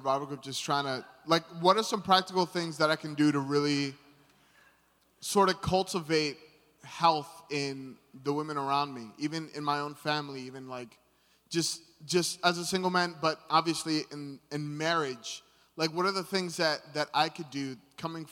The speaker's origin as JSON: {"language": "English", "region": "East Coast", "country": "United States", "said": "I'm from the East Coast"}